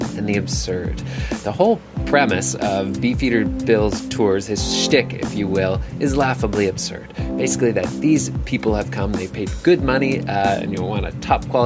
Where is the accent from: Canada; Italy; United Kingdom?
Canada; as a Canadian, it's an important part of my culture to make fun of Americans